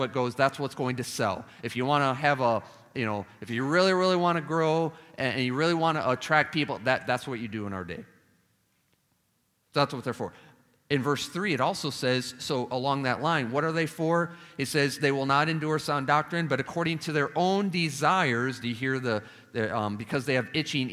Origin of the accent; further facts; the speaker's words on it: Chicago, Illinois, United States; moved away; Now I'm Chicagoan. I don't have a Southern accent